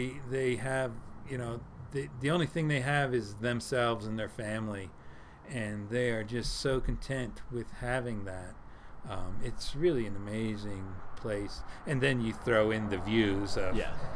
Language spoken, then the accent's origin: English; between Philadelphia and New York, Northeast, United States; I grew up in the Northeast, just in between Philly and New York.